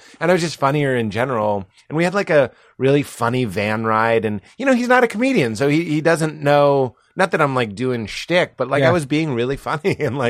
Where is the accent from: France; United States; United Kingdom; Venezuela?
United States; Lexington, Massachusetts; moved away; I'm from Lexington